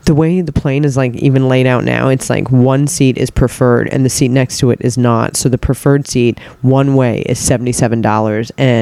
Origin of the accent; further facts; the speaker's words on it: United States; I'm American